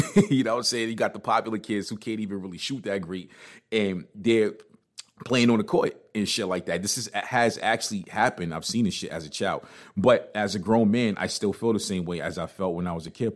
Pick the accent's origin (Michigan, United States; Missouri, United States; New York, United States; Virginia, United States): New York, United States; New York City; also born or lived in New Jersey; I'm from Brooklyn